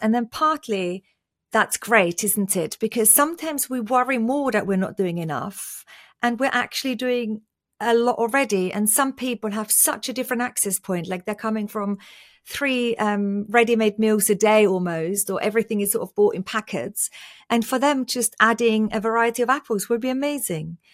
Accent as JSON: {"language": "English", "country": "Austria", "tie": "born or raised there", "moved": "yes", "said": "I was born and raised in Austria and my whole family is still in Austria."}